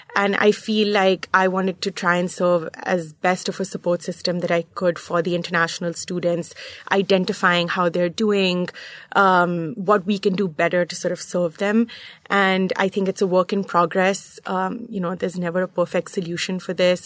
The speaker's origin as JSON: {"language": "English", "region": "Muscat", "country": "Oman", "tie": "born or raised there", "also_born_or_lived": "New York / Charlottesville, Virginia", "moved": "as an adult", "said": "I, uh, grew up in Muscat, Oman, in the Middle East"}